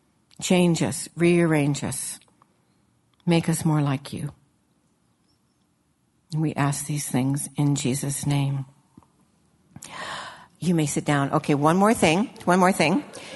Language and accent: English; Illinois, United States; when I was a little girl and I grew up in Illinois